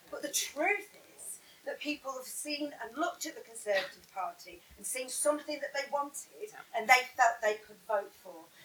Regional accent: Lancashire, North West England, United Kingdom; now in Essex, United Kingdom; Um, I'm currently in Essex, but I'm from Lancashire.

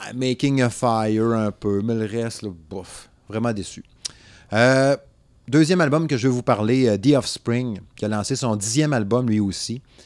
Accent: Saguenay, Quebec, Canada; je viens du Saguenay

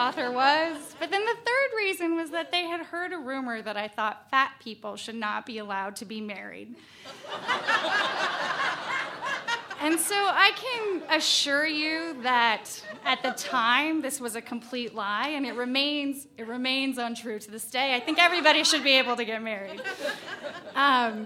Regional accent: Valdez, Alaska, United States; I found exactly where I fit in back in my home state

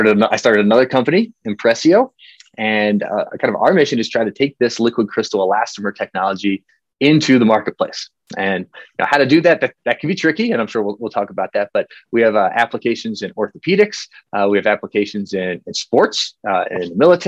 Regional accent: York, Pennsylvania, United States; moved away as an adult; also born or lived in Colorado; now in Denver, United States; I grew up in Pennsylvania, York, Pennsylvania

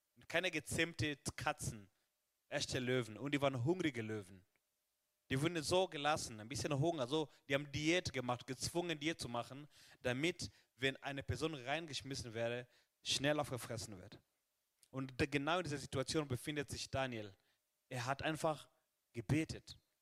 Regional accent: Kenya; now in Germany; in meinem Heimatland Kenia

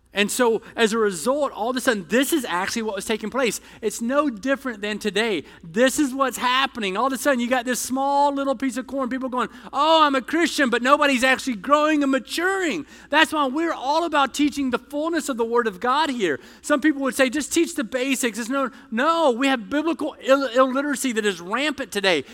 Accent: the South, United States; I'm from the South

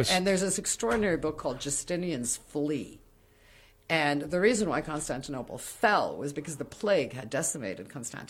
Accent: Morocco; also born or lived in Kinshasa, Congo / Colombia; Well, because I grew up in Africa.

